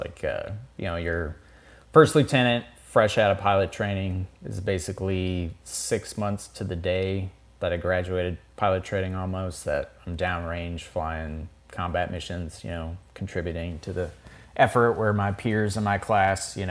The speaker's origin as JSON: {"language": "English", "area": "outside Ellsworth", "region": "South Dakota", "country": "United States", "tie": "born or raised there", "said": "I grew up outside of Ellsworth, so one of the B-1 bases. So we had B-1s flying over town, like, my entire childhood."}